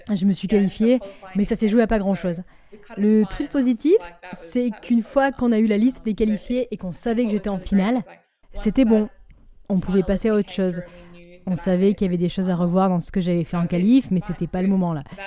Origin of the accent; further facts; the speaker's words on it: Australia; on vient d'Australie